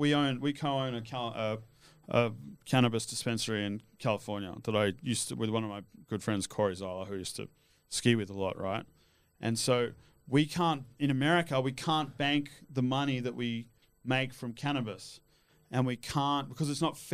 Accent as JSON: {"language": "English", "country": "Australia", "tie": "born or raised there", "also_born_or_lived": "Switzerland", "said": "Yeah, I grew up in Australia, but I lived all over the world."}